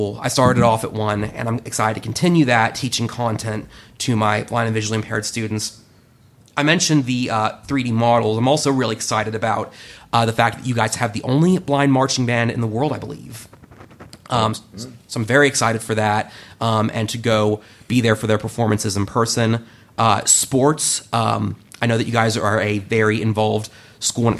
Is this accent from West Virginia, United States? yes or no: yes; Charleston, West Virginia, United States; moved away as an adult; also born or lived in Romney, West Virginia; now in Columbus, United States; I'm from Charleston, West Virginia. I lived there and in the surrounding areas my entire life until 3 years prior.